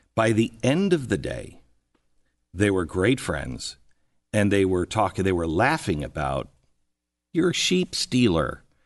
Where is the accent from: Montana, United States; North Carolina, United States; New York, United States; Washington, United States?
Washington, United States; Seattle; moved away as an adult; I grew up in Seattle, then I moved to Washington, D C.